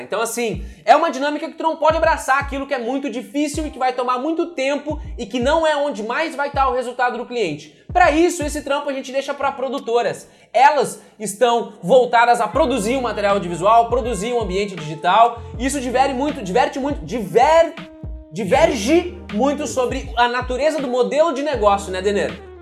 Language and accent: Portuguese; Brazil; moved away as an adult; now in United States; eu, brasileiro